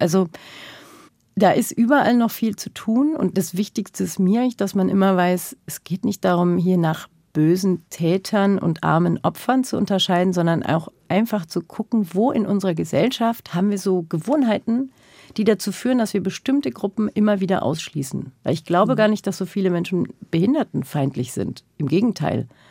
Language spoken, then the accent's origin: German; Germany; ich bin als solches in den 80er, 90er Jahren in Deutschland groß geworden